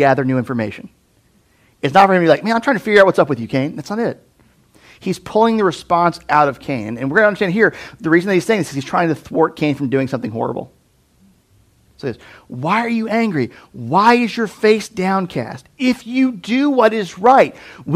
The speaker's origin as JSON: {"language": "English", "country": "United States", "said": "American Christians"}